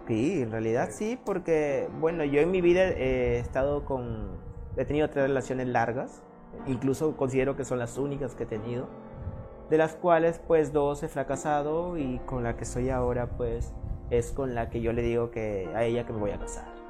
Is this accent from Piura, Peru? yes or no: yes; Sullana, Piura, Peru; yo soy muy, muy, muy hogareño, muy local. Es más, yo, a mí, yo he tenido propuesta de ir a hacer cine a Lima un montón de veces. Pero yo he dicho, no, ¿por qué no hacer cine de Suyana